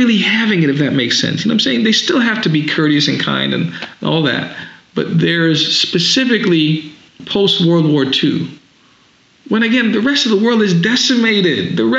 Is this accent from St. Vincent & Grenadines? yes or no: yes; St. Vincent & Grenadines; now in United States; growing up in the Caribbean, same sort of place, basically like going back to Africa. Mm-hmm. And I go back home to St. Vincent in the Caribbean every summer